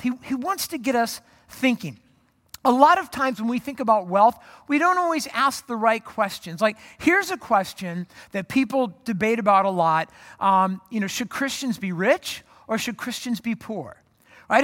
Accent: Orange County, California, United States; moved away as an adult; also born or lived in Phoenix; I grew up in Orange County, moved to Phoenix to go to college

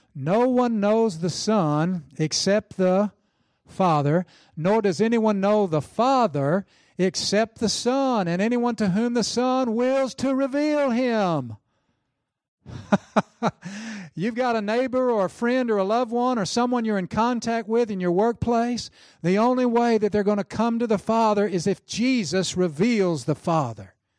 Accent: Oklahoma, United States; I'm from Oklahoma in the South.

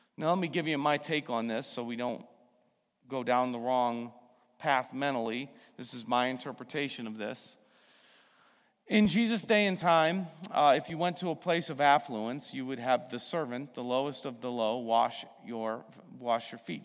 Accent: United States; I'm also an American

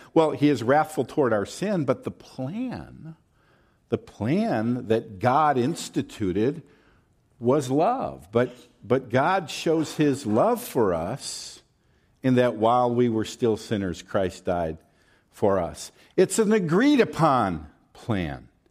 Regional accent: the South, Southern United States, United States; accent: Southern; I'm gonna fall into my Southern accent at some point

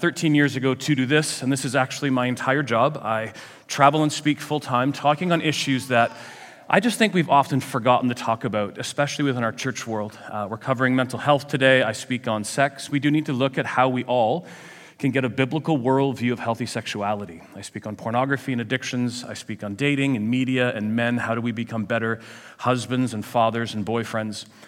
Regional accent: Ajax, Ontario, Canada; I come from Ajax

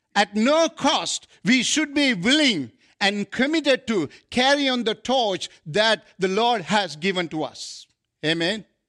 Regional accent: Sri Lanka; moved away as an adult; now in Canada; I come from Asia, South Asia.

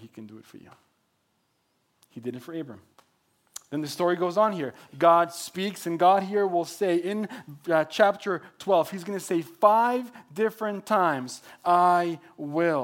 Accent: Mexico; English is a second language; moved away as an adult; also born or lived in Texas; now in Oregon, United States; I was born and raised in Mexico

